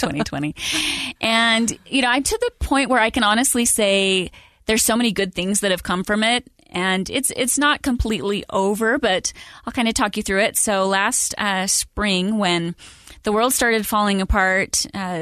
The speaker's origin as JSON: {"language": "English", "town": "Idaho Falls", "region": "Idaho", "country": "United States", "tie": "born or raised there", "said": "I grew up in Idaho Falls, the daughter of a school teacher"}